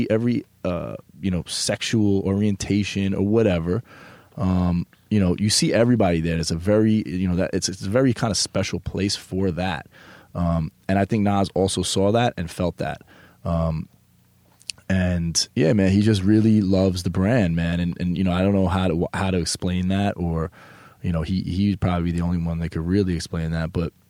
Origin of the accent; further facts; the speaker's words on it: New York, United States; a New York guy, that there's something a little bit different sometimes about us. And, you know, growing up in New York, you know, you move a different way.